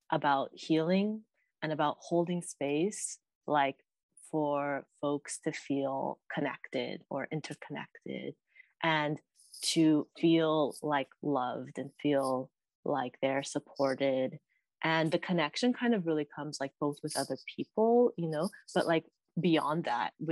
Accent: Stockton, California, United States; I grew up in the Central Valley of California, where I've been like raised

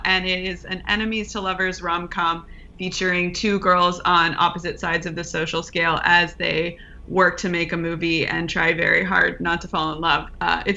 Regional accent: Houston, Texas, United States; now in Los Angeles, United States; So I grew up in Houston, Texas. I was born in Houston

